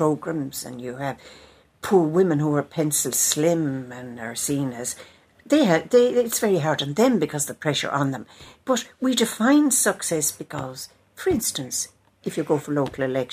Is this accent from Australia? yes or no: no; Tipperary, Munster, Ireland; moved away; I come from Tipperary